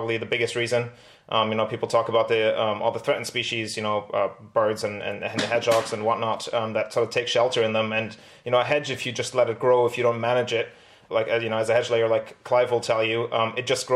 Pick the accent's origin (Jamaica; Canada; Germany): Germany; moved away as an adult; also born or lived in Britain; now in United Kingdom; I grew up in Germany, you know, but having lived at that time in Britain for a couple of years